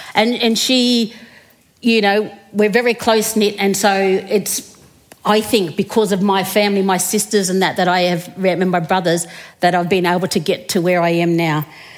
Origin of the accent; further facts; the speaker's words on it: Menindee, New South Wales, Australia; So I come from Menindee, which is probably about 1,100 kilometres from here, west of here, closer to the South Australian border. We only have 500 people in our community. And I grew up there and did my schooling there.